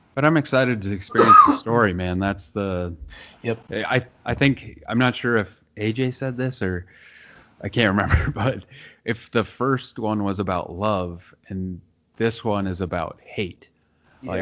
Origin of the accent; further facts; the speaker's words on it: Nebraska, United States; I grew up in Nebraska in a town of 7,000